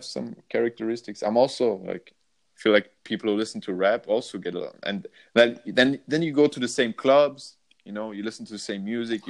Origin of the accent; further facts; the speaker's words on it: Vienna, Austria; I'm from Vienna.